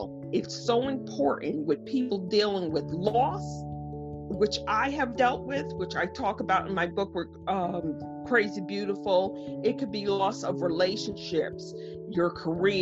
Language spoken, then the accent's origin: English; Stamford, Connecticut, United States; I'm from Stamford, Connecticut, which is about 40 minutes out of New York City.